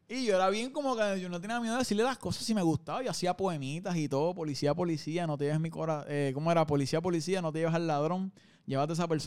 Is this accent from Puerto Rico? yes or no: yes; Caguas, Puerto Rico; also born or lived in Gurabo; Cagua. ¿De Cagua? Cagua. Intermedio estudié en Gurabo y después volví a Cagua. en verdad Cagua y Gurabo lo digo como si fuera lejos.